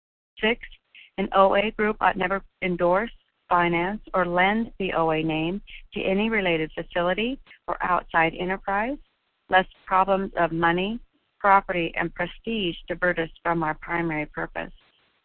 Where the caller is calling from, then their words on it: Oregon, United States; I'm calling in from Oregon today